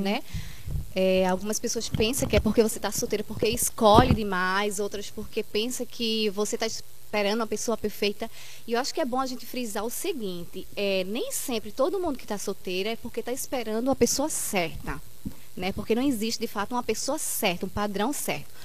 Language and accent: Portuguese; Carpina, Pernambuco, Brazil; sou daqui de Carpina mesmo